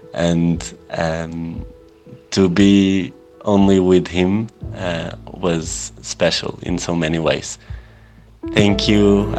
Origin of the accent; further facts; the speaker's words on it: Portugal; English is a second language; now in Spain; I'm from Portugal, and I hope you are all having a wonderful Saturday.